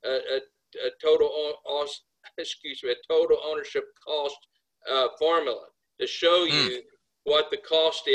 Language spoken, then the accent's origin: English; United States; we as American U.S. manufacturers